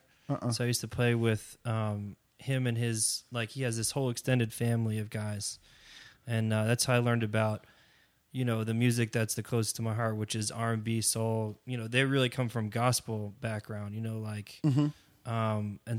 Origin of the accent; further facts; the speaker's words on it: Englewood, New Jersey, United States; I mean, I'm from New Jersey originally. Mm-hmm. That's where I grew up. Spent most of my young adult days running around Bergen County, Englewood, New Jersey.